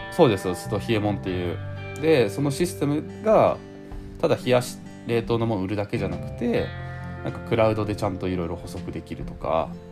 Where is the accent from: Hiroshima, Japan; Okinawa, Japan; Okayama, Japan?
Hiroshima, Japan; Higashihiroshima; 僕の地元の広島もの東広島市